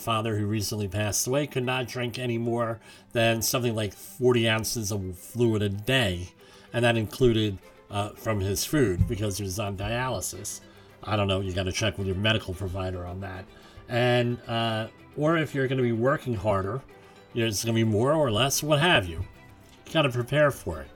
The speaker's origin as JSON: {"language": "English", "region": "New York", "country": "United States", "tie": "born or raised there", "said": "my home state of New York"}